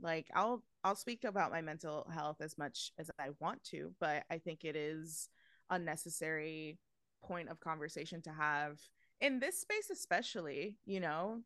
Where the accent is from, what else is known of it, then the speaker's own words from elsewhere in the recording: New York, United States; I, I'm born and raised in New York